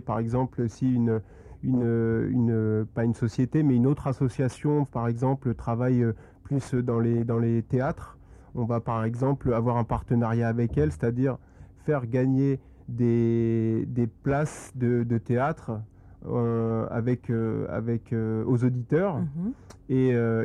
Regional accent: Compiègne, Hauts-de-France, France; je suis originaire de Compiègne, donc c'est une ville en Picardie, dans l'Oise

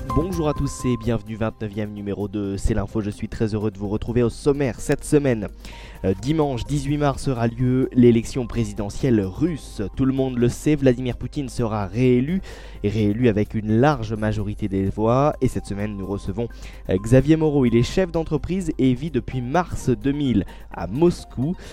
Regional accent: France; chez nous en France

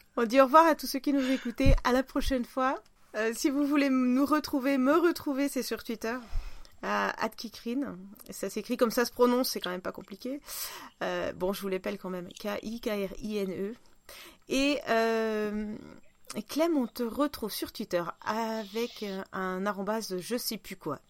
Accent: Russia; accent: Russian; French is a second language; now in France; je vais pas le sortir mon accent parce que euh, c'est même plus authentique, c'est russe

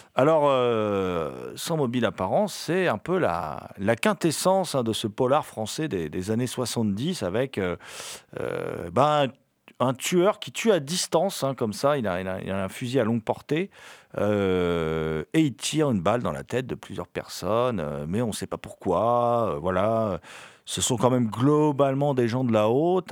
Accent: France; on est français.

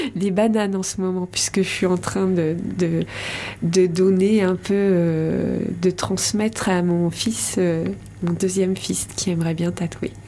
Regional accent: Rouen, Normandy, France; moved away as an adult; now in Landes, France; De Normandie, je suis née à Rouen.

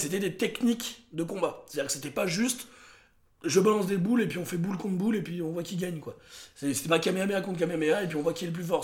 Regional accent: Montélimar, Auvergne-Rhône-Alpes, France; ma ville natale de Montélimar

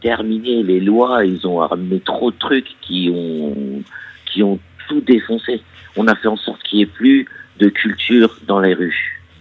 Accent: Montreuil, Île-de-France, France; also born or lived in Figuig, Morocco; je suis français, d'origine marocaine. Ouais, je suis franco-marocain. Euh, et euh, du coup, mes origines marocaines euh, sont. Mes origines françaises sont de Montreuil

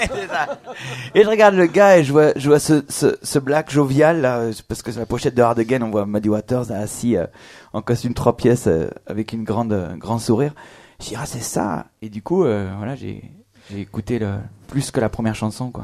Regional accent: France; accent: French; avec mon accent français

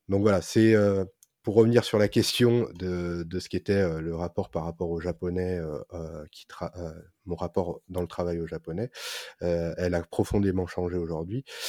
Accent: France; en tant que Français

